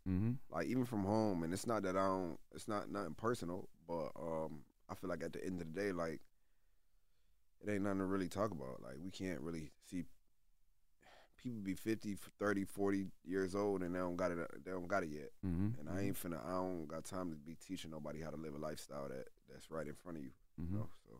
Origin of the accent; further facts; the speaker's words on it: Syracuse, New York, United States; Especially, like, in my hometown, like in Syracuse, it's like, man, I'm besides …